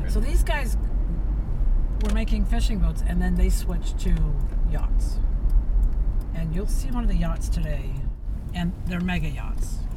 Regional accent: Seattle, Washington, United States; I'm from Seattle

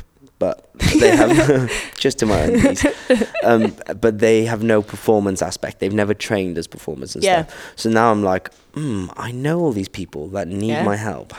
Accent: Wales, United Kingdom; I'm a straight male from Wales who's 5'8".

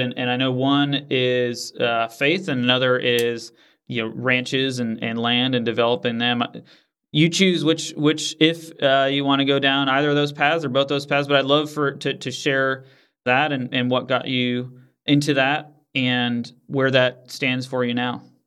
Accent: Northeast, United States; moved away; I grew up in the Northeast

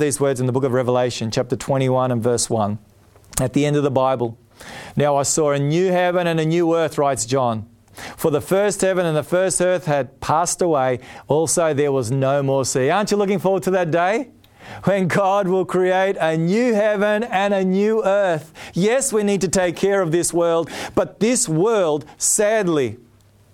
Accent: Australia; also born or lived in Palmerston North, New Zealand; I'm Australian and I was born here

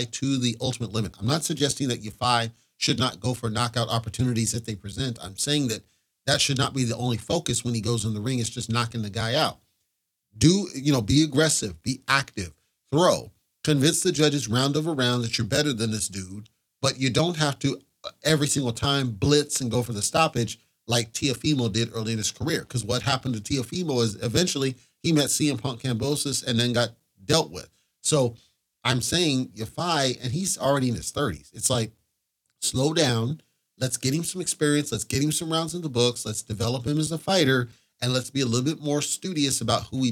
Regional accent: United States; as an American

